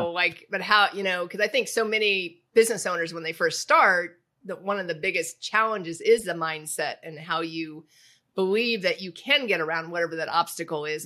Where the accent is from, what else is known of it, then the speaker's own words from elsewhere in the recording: Indianapolis, Indiana, United States; moved away; I grew up in Indianapolis